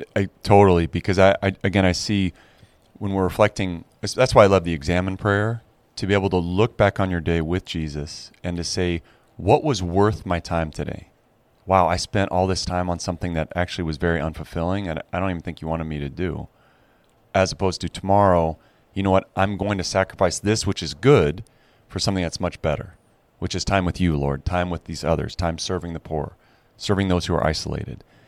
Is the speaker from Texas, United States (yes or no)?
no; Arcola, Illinois, United States; moved away as an adult; also born or lived in France; now in Chicago, United States; I'm the fifth generation to have lived in Arcola